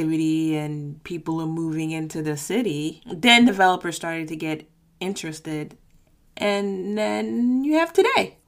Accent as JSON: {"language": "English", "town": "Washington", "region": "District of Columbia", "country": "United States", "tie": "born or raised there", "said": "I am a Washington native, born and raised"}